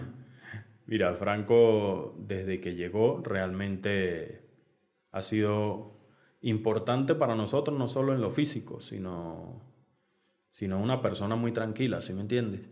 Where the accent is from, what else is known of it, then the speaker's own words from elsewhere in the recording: Caracas, Capital District, Venezuela; yo nací en Caracas